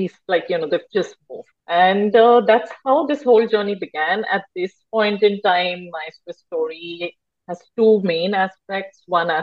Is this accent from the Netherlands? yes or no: no; India; moved away as an adult; now in Basel, Switzerland; Born and brought up in India.